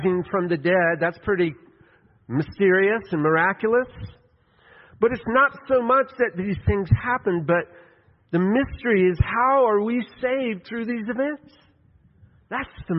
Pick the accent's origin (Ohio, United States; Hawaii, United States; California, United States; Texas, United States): Texas, United States; West; I grew up in West Texas